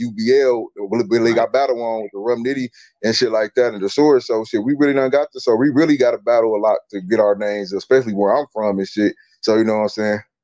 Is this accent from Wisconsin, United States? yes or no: yes; Milwaukee, Wisconsin, United States; I'm from Milwaukee